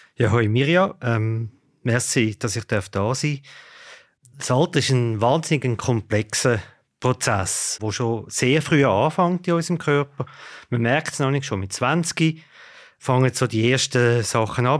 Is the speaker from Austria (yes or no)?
no; Switzerland; bei uns in der Schweiz